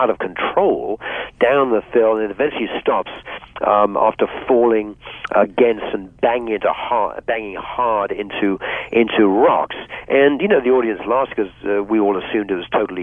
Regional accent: Bath, South West England, United Kingdom; moved away; also born or lived in Hong Kong / Gosport; When I was a teenager growing up in England

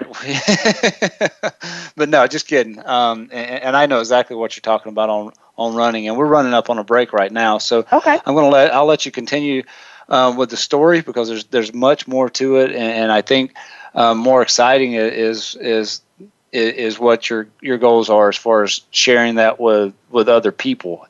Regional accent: the South, United States; I'm from the South, so if, if Nicole makes fun of the way I speak, I say tennis shoes

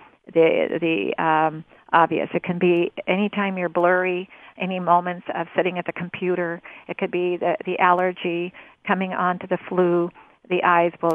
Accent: Rogue River, Southern Oregon, United States; I'm talking to you from Southern Oregon near the Rogue River. I grew up on the Rogue River

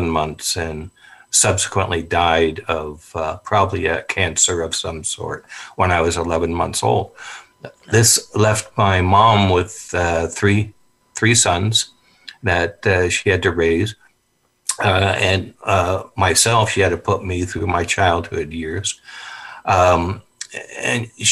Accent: San Francisco, California, United States; I grew up in San Francisco on 24th Street

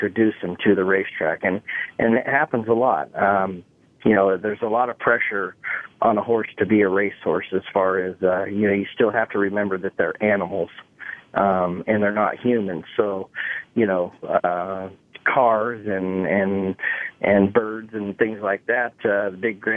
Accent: Skyway, Washington, United States; also born or lived in Utah / Renton, Washington; I wasn't raised in Utah, but I was born there. And I was raised in Washington, in a little town called Skyway.

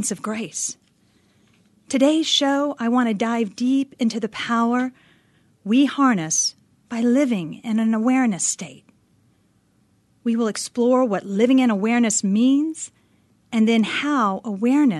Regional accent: Northeast, United States; now in Phoenix, United States; my hometown back in the frigid Northeast

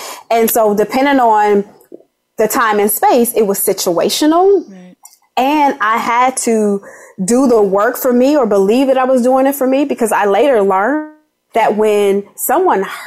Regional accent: Los Angeles, California, United States; I'm from Watts, you know, yeah. and I had all these adverse childhood experiences

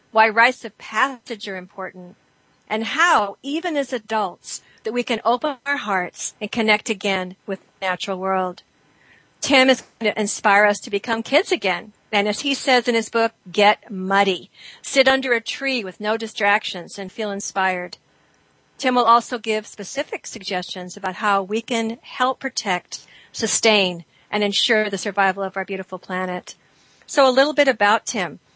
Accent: Yorba Linda, California, United States; moved away; I grew up in Yorba Linda in Southern California

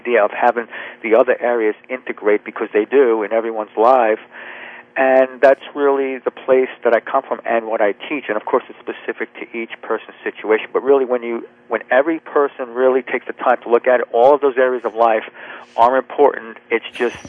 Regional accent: New Jersey, United States; now in Charleston, United States; right now, I live in South Carolina, Charleston. I'm right near the ocean, and I grew up in New Jersey.

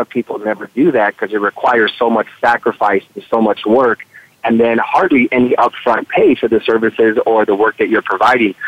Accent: Chicago, Illinois, United States; moved away as an adult; also born or lived in San Diego, California; I grew up in the in the in the northwest side or the west side of Chicago

